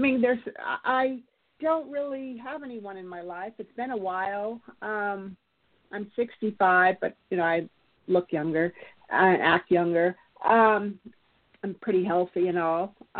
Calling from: California, United States; This is … from California.

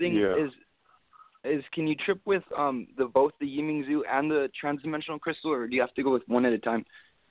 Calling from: El Paso, Texas, United States; I'm calling from El Paso, Texas.

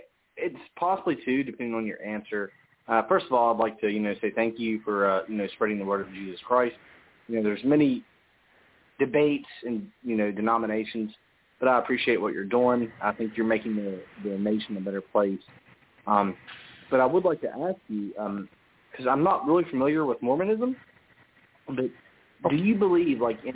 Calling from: West Virginia, United States; I'm calling from West Virginia.

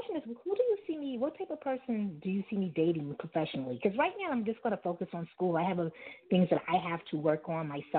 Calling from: New York City, New York, United States; This is …. I'm calling from New York City.

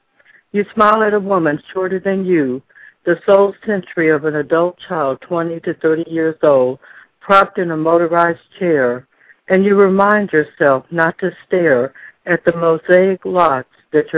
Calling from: Dallas, Texas, United States; Dallas, Texas.

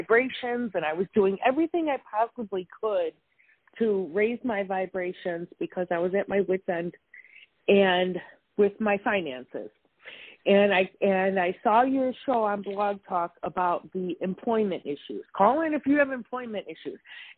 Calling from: Wisconsin, United States; I'm calling from Wisconsin.

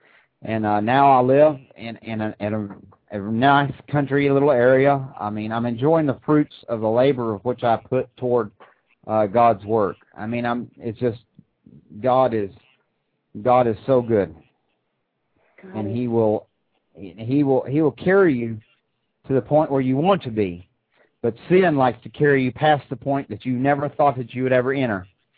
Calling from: Crossville, Tennessee, United States; I'm calling from Crossville, Tennessee.

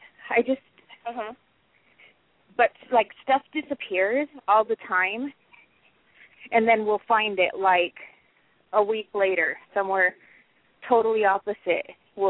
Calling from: Spokane, Washington, United States; I'm from Spokane.

